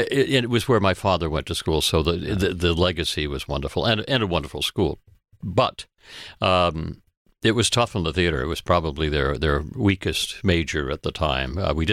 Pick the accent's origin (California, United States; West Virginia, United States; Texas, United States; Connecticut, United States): Connecticut, United States; also born or lived in Maine / Boston; New England. I'm a New England boy. I was born in Maine, lived there for a while. Lived a little bit in Boston. Most of my life in Connecticut.